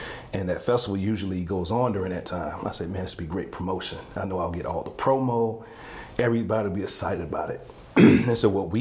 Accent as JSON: {"language": "English", "town": "Laurinburg", "region": "North Carolina", "country": "United States", "also_born_or_lived": "Atlanta", "moved": "as an adult", "said": "I'm from Laurinburg"}